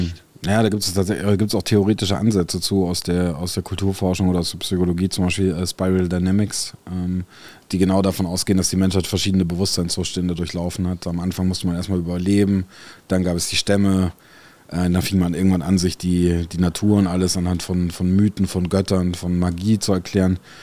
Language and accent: German; France; now in Germany; in Frankreich, äh, wo ich groß geworden bin